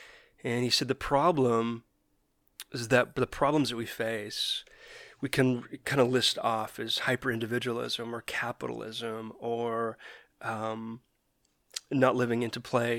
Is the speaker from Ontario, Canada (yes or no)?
no; Calgary, Alberta, Canada; now in Vancouver, Canada; And it was interesting because we came from Calgary, which is very white, to Vancouver.